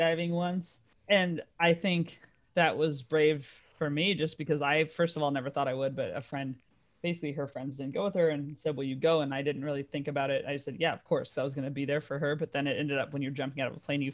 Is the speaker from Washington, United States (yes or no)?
no; California, United States; moved away as an adult; also born or lived in New York / Dallas; now in London, United Kingdom; I was in California and I moved to New York. And that was the first time I'd moved out of California when I was like 30